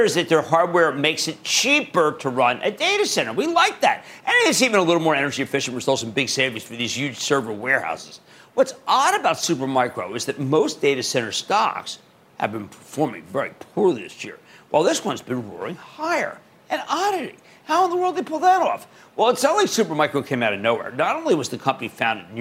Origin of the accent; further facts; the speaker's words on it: New Jersey, United States; my home state of New Jersey.